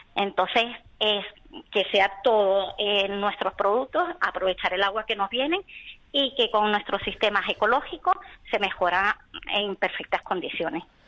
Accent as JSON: {"language": "Spanish", "country": "Venezuela", "moved": "as an adult", "lives_now": "Spain", "said": "vengo de Venezuela. Y tengo aquí mis padres, aunque son gallegos de Orense, este, llevo aquí 16 años"}